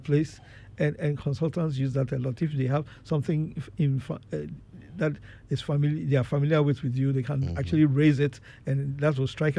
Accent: Ghana; moved away; I grew up in Ghana where I had to go through secondary school

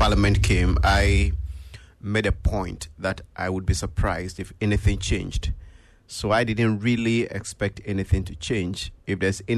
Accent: Ghana; as a Ghanaian

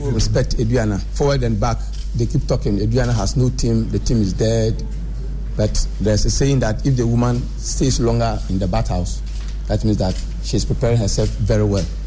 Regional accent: Ghana; as a Ghanaian

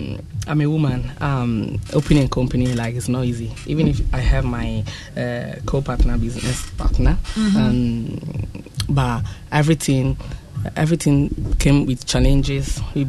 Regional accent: Italy; I was born in Italy, grew up there.

